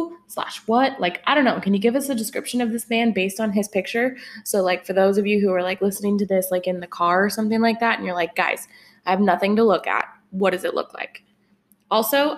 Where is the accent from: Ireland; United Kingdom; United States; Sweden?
United States; Pacific Northwest; We are sisters from the Pacific Northwest.